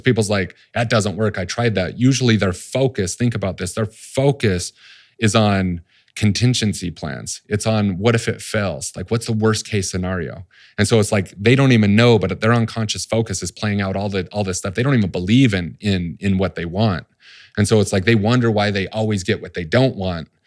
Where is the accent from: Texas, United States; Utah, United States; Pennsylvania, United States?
Utah, United States; Salt Lake City; I grew up in Salt Lake City